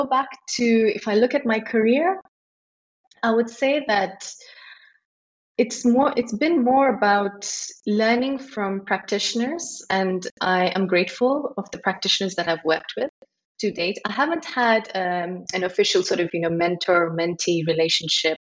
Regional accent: Nairobi, Kenya; moved away as an adult; also born or lived in United Kingdom / India (ancestry); now in Dubai, United Arab Emirates; I grew up in Nairobi

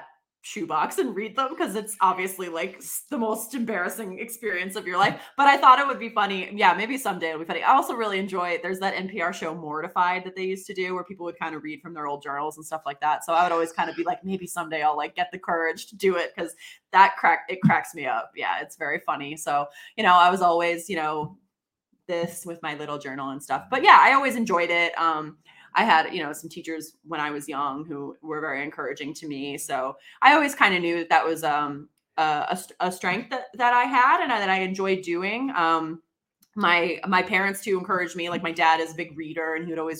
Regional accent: Boston, Massachusetts, United States; I grew up in the Boston area

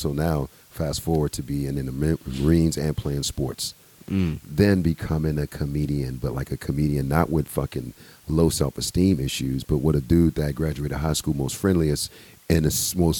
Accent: United States; That's why I'm American. That's what I love about this place.

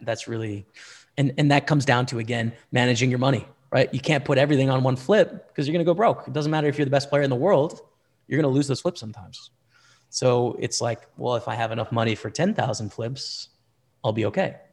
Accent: Canada; as a Canadian

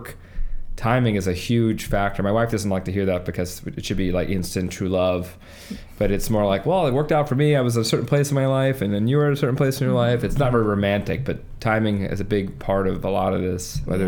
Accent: Long Island, New York, United States; I'm from Long Island. I went to Chaminade High School

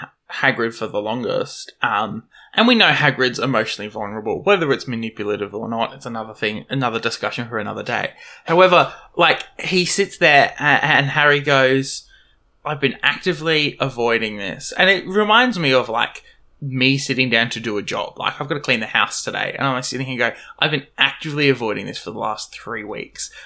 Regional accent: Australia; accent: Australian; my lovely Australian accent

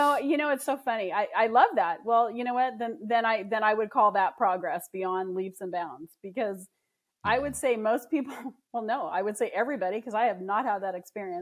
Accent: Southern California, United States; I grew up in Southern California

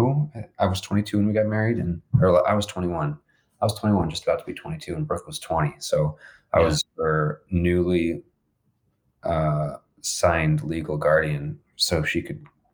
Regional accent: Monument, Colorado, United States; we grew up in Monument. I was in Monument from third grade on. Before that, I was in Colorado Springs. So coming back to Colorado Springs in 2010, after some time in college

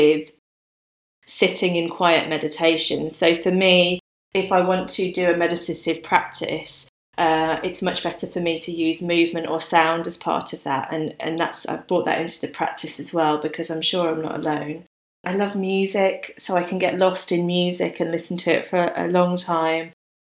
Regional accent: Birmingham, West Midlands, United Kingdom; now in London, United Kingdom; I'm from a big city. So I grew up in Birmingham

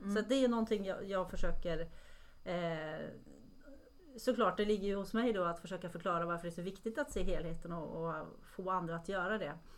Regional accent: Norway; moved away; jag är från Norge från början

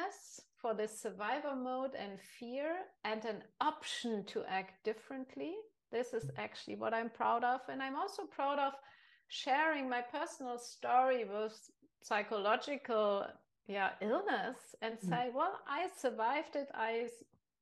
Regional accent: Germany; I'm from Germany

